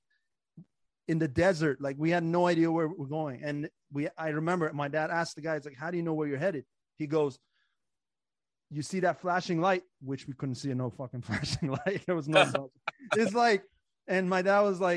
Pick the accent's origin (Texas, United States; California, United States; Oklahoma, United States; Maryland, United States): Maryland, United States; Montgomery County; I grew up in Montgomery County